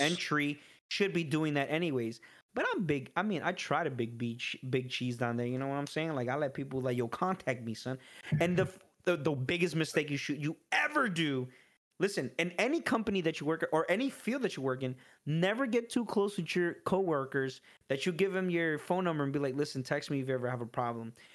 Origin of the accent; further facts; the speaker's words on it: New York City, New York, United States; I was born in the Bronx